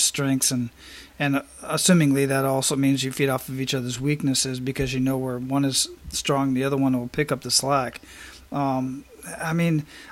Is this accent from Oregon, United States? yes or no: no; Phoenix, Arizona, United States; moved away; Growing up in Phoenix with the dry heat, you know, that's kind of the environment I grew up